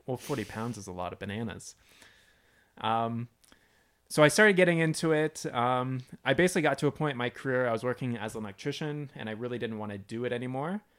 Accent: London, Ontario, Canada; moved away as an adult; also born or lived in British Columbia; now in Arizona, United States; moved back to where I grew up in London, Ontario

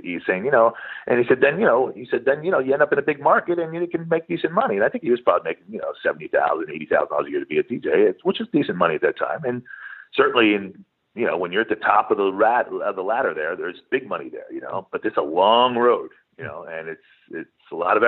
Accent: East Coast, United States; I grew up in the East Coast, played basketball on a basketball team, you know, in high school.

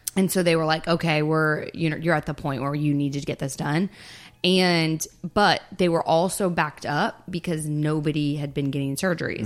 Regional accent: Texas, United States; moved away as an adult; also born or lived in Florida; I pretty much was born and raised in Texas

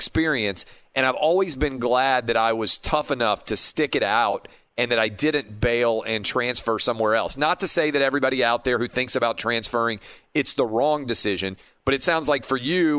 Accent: Nashville, Tennessee, United States; moved away as an adult; also born or lived in Washington, D.C.; I grew up in Nashville, which is, you know, a decent sized city.

